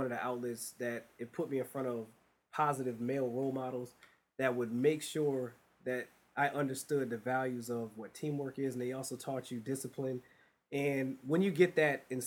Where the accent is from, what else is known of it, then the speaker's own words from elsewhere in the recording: Springfield, Massachusetts, United States; born and raised in Springfield, Massachusetts